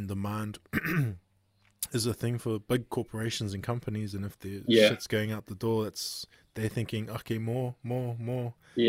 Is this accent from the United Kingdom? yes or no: no; Auckland, New Zealand; also born or lived in Hamilton; now in Kawiru, New Zealand; So I moved from Hamilton to Kawiru, and prior to Hamilton, I was in Auckland. And so in where I was in Auckland, you had a big bin, like a wheelie bin.